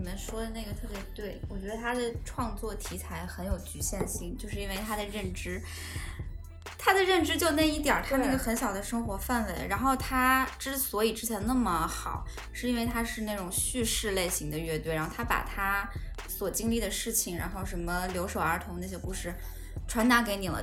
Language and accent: Chinese; North China Plain, northern China, China; 我是来自北方的华北平原